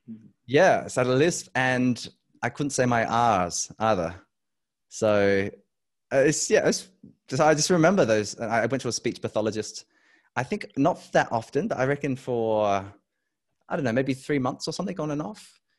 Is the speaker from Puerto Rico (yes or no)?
no; Adelaide, South Australia, Australia; also born or lived in Europe; I am back in my home state of South Australia. I grew up here.